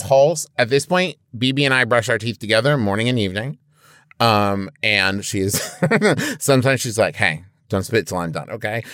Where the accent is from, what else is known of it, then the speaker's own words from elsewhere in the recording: Midwest, United States; I'm from the Midwest